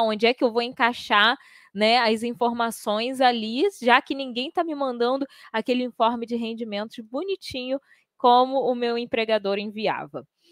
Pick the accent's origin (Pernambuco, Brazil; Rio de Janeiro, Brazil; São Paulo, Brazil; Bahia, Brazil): Rio de Janeiro, Brazil; Eu sou do Rio de Janeiro